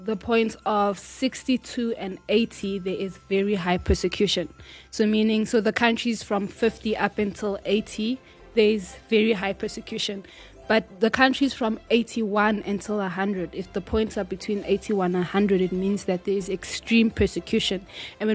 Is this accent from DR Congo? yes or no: yes; DR Congo; Which is my hometown. Home country, not hometown